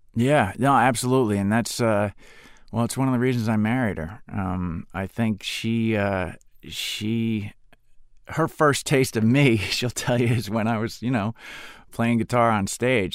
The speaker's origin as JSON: {"language": "English", "town": "Spring Lake", "region": "New Jersey", "country": "United States", "tie": "born or raised there", "moved": "yes", "said": "I grew up on the Jersey Shore"}